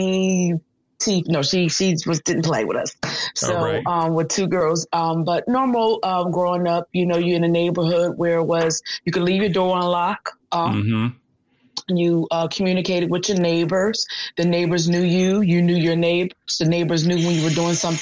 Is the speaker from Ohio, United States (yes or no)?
no; Philadelphia, Pennsylvania, United States; I was born and raised here in Philadelphia in the Minery section to a single mother.